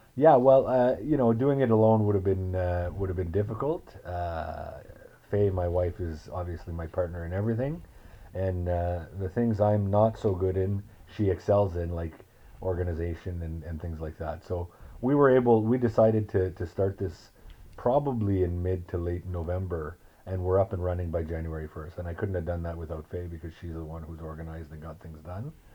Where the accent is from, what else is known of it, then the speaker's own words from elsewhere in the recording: northern Ontario, Canada; now in Ottawa, Canada; I grew up in a small town in northern Ontario